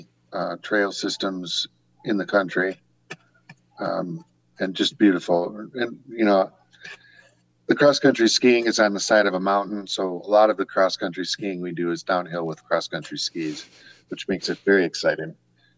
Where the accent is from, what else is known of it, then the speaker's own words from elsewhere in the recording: Midwest, United States; moved away as an adult; now in Casper, United States; growing up in the Midwest, is wonderful.